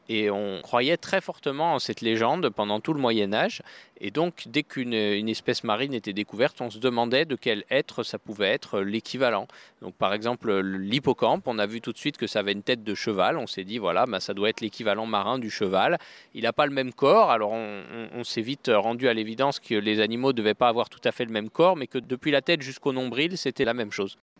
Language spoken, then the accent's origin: French; France; chez nous en France